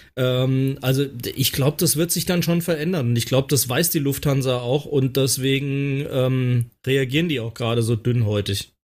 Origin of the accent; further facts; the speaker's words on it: Hesse, Germany; bei uns in Hessen